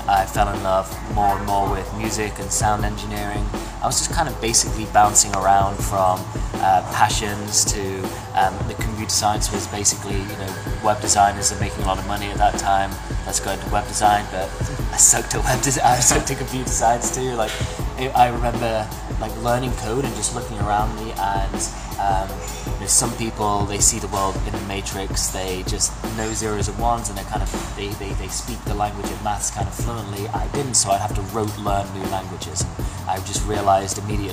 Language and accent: English; England, United Kingdom; moved away as an adult; also born or lived in Australia; now in Toronto, Canada; I was born in Australia, raised in England, and now live in Toronto.